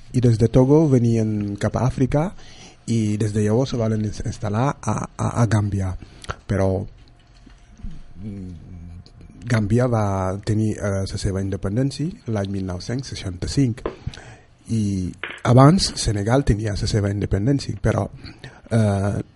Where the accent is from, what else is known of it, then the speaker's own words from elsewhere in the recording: Mallorca, Balearic Islands, Spain; som de Mallorca, mon pare és de Caimari i ma mare de Buja